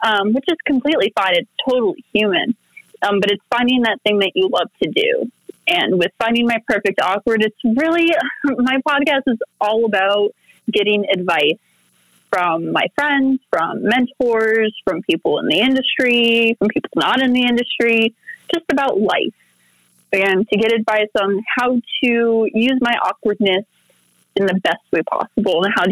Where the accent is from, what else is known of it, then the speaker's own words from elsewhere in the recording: United States; also born or lived in Oak Lawn, Illinois; now in Las Vegas, United States; So I was born in Vegas. But I was like half raised in Chicago. I was half raised in Oak Lawn. I spent a lot of my childhood running around in the snow up there